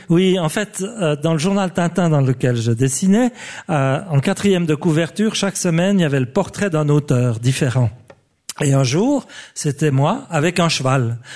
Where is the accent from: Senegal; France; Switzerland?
Switzerland; je suis suisse